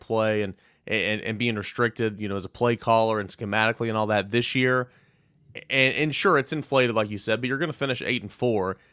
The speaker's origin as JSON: {"language": "English", "region": "East Tennessee", "country": "United States", "said": "I'm from East Tennessee. I mean, I grew up going to Tennessee games"}